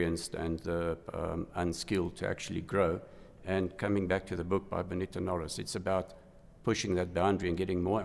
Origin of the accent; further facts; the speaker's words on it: Johannesburg, Gauteng, South Africa; I was born in Johannesburg. I studied at what was known as RAU at the time, University of Johannesburg